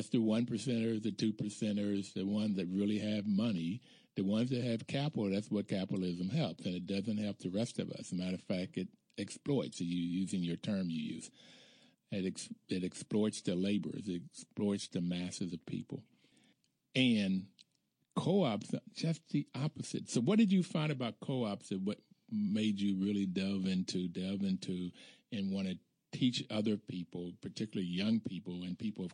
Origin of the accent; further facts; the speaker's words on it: the South, United States; Growing up in the South in the 50s and the 60s as an African-American male